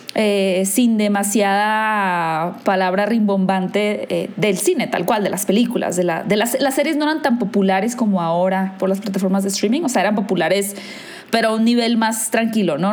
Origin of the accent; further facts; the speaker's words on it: Hermosillo, Sonora, Mexico; moved away as an adult; now in Mexico City, Mexico; yo soy de Hermosillo, soy del norte de México, pero vivo en la Ciudad de México ahora